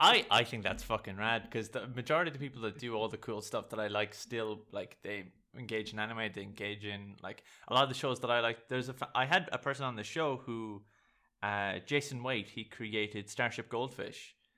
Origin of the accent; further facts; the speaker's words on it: Ireland; I'm Irish